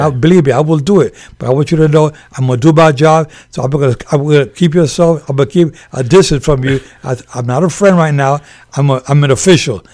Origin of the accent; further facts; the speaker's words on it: New York, United States; moved away as an adult; also born or lived in Puerto Rico; now in Las Vegas, United States; born and raised in Spanish Harlem in New York